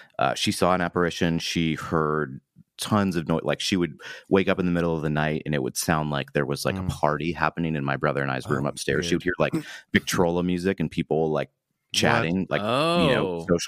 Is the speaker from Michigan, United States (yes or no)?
yes; small town in mid Michigan near Flint, United States; It was in mid Michigan, okay. In a super small town in Michigan, closest larger town would be Flint, Michigan